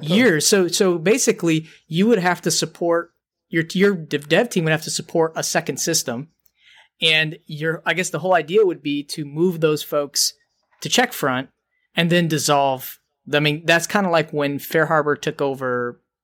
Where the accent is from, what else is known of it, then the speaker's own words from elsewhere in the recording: Detroit, Michigan, United States; we're from Detroit